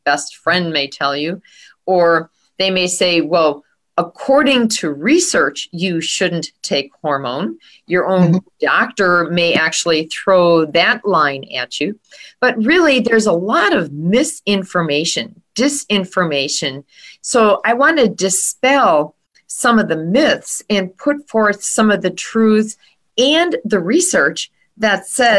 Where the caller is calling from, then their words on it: Waukesha, Wisconsin, United States; I am in Waukesha, Wisconsin, just west of Milwaukee